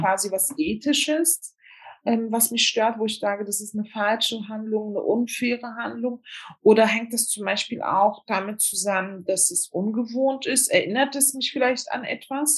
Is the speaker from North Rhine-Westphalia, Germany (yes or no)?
no; Berlin, Germany; ich bin in Deutschland zur Schule gegangen, auch in Berlin